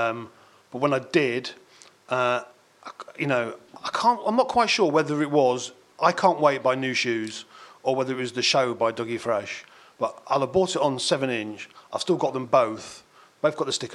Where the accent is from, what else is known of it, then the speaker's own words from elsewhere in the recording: Bingham, East Midlands, United Kingdom; also born or lived in Leeds; the town I grew up in Bingham, was, like I said, a little market town